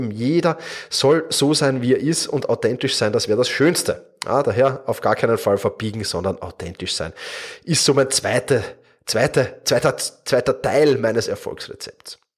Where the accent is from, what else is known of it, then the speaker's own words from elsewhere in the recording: Vienna, Austria; accent: Viennese; Ich bin Wiener, das hörst du auch. Ähm, in der Regel bekomme ich dafür eigentlich positiv, also nicht, dass ich Wiener bin, sondern für meinen Wiener Dialekt ganz positives Feedback.